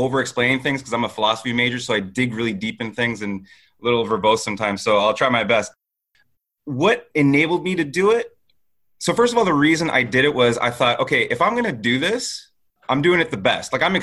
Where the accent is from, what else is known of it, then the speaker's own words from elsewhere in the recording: Toronto, Ontario, Canada; I'm a kid from Scarborough